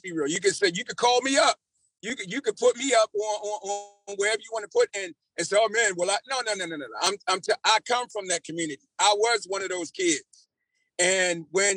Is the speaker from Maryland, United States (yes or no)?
yes; Baltimore, Maryland, United States; moved away as an adult; now in Columbia, United States; I was raised in Baltimore. I come from Baltimore